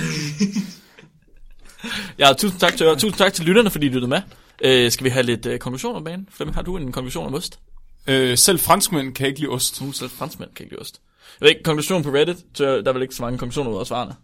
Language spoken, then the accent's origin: Danish; West Jutland, Denmark; som den eneste vestjyde i studiet